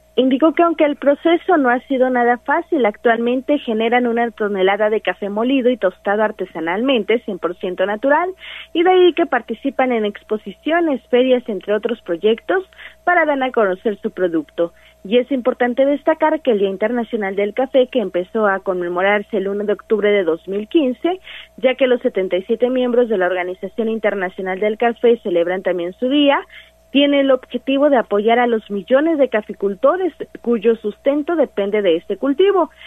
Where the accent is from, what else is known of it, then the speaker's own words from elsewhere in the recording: Sierra Negra, near Tehuacán, Puebla, Mexico; vengo de la Sierra Negra, allá por Tehuacán